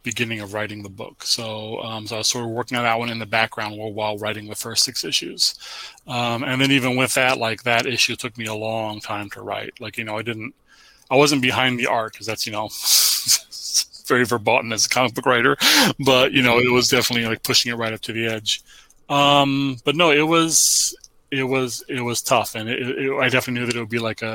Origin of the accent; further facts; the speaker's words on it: United States; I was born in America, 1978